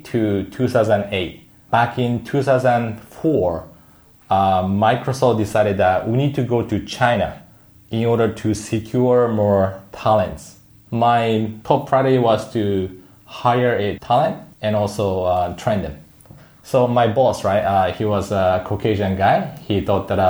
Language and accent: English; Yokohama, Kanagawa, Japan; moved away as an adult; also born or lived in Tokyo / Seattle; I was born in Tokyo, grown up in Yokohama, and I went to Seattle for university